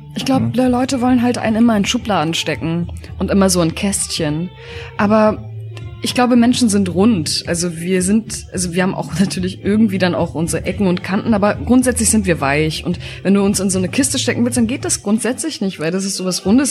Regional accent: Berlin, Germany; Ich bin in der Charité geboren, in Wedding und ähm, bin in Moabit aufgewachsen

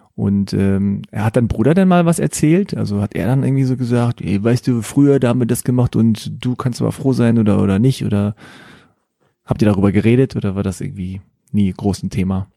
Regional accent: Hanover, Lower Saxony, Germany; ich bin in Hannover geboren.

